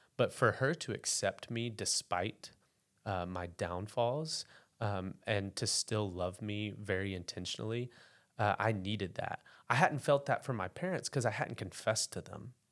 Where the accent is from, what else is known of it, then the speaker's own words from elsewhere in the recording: West Memphis, Arkansas, United States; now in Bentonville, United States; So I grew up in West Memphis, Arkansas, a couple miles from, uh, Memphis, Tennessee.